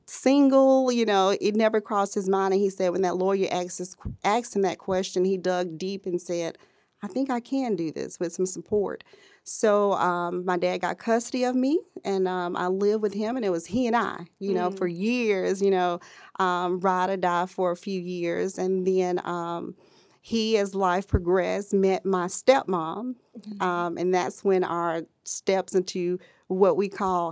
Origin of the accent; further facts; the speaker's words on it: Birmingham, Alabama, United States; now in Huntsville, United States; So I am originally from Birmingham, Alabama, and I currently reside in Huntsville, Alabama, and I work in the information technology market.